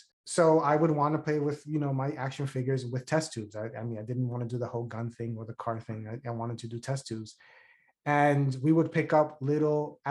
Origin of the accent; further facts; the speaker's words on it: New York City, New York, United States; I grew up in the South Bronx